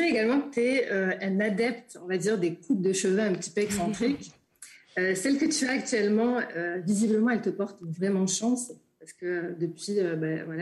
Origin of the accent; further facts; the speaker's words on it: Marseille, Provence-Alpes-Côte d'Azur, France; Je suis marseillaise